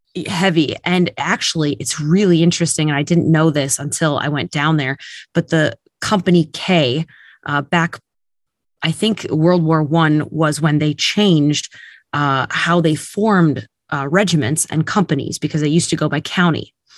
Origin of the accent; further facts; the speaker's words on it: Minnesota, United States; I come from about two hours west of Minneapolis, Saint Paul